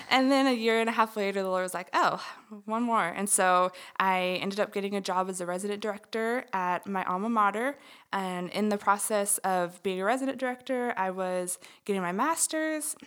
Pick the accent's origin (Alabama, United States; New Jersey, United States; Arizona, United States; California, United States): California, United States; moved away as an adult; now in Texas, United States; I am originally from California, um, and I came out to Texas in 2012 to go to school